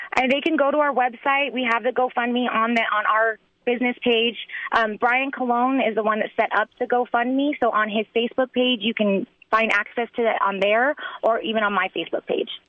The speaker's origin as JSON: {"language": "English", "town": "Albuquerque", "region": "New Mexico", "country": "United States", "tie": "born or raised there", "said": "I'm from Albuquerque, New Mexico. I went to Saint Pius, um, Saint Mary's in elementary and middle school. So, local grown girl"}